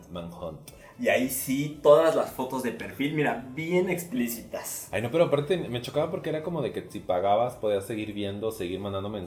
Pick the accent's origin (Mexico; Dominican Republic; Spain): Mexico; Celaya, Guanajuato; moved away as an adult; now in Querétaro, Mexico; Yo soy de provincia, soy original de Celaya, Guanajuato. Seguramente se los he dicho mil veces, pero ahí va de nuevo. Este, dejé la ciudad de Celaya, Guanajuato, como a los 20 años, 21 más o menos, y me fui a vivir a Querétaro.